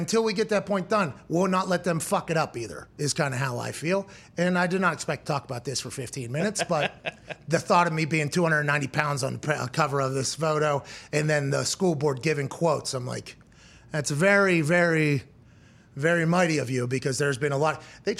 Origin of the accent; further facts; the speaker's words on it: Plum, Pennsylvania, United States; I'm from Plum